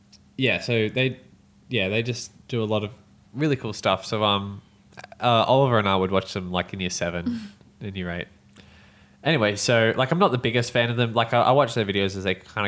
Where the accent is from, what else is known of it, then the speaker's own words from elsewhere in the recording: Australia; I'm from Australia